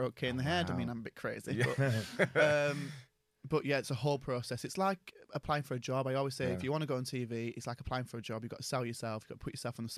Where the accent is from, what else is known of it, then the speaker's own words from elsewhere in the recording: the north of England, United Kingdom; yeah, I'm proud of it